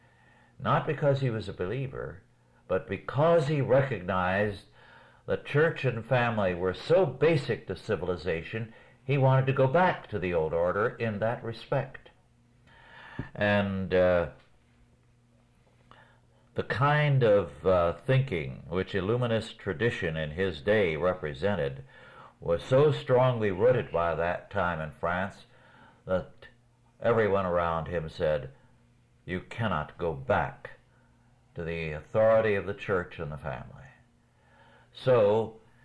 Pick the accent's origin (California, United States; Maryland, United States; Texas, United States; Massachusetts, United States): California, United States; Kingsburg; I grew up in Kingsburg, California, although we had spells when my father as a minister was elsewhere, and we were too.